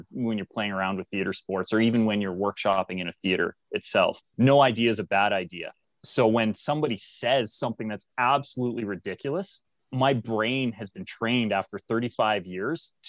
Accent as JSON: {"language": "English", "country": "Canada", "said": "I'm Canadian"}